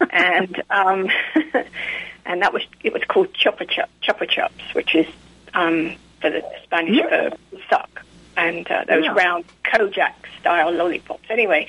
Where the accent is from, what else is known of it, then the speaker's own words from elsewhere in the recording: London, United Kingdom; moved away as an adult; also born or lived in Surrey, England / Reading, Berkshire; now in Atlanta, United States; I was born in Surrey in England, actually, but more South London. And so I lived around South London and Central London for most of my life, actually, until I got married in 1990. And when I moved to Reading, Berkshire.